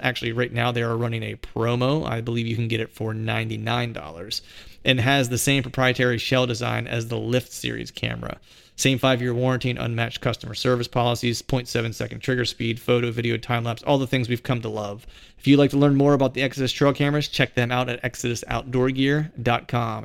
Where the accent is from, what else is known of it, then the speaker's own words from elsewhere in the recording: Bedford, Pennsylvania, United States; moved away as an adult; also born or lived in Philadelphia area, Pennsylvania; I live outside of Philadelphia, and my hometown's in, in Bedford